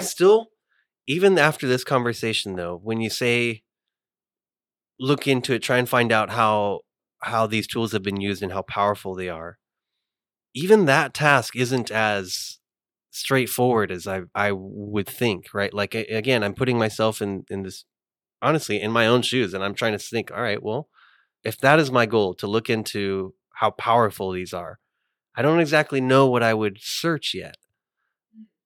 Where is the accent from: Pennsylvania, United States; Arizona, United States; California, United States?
California, United States; moved away as an adult; now in Hattiesburg, United States; I'm from California.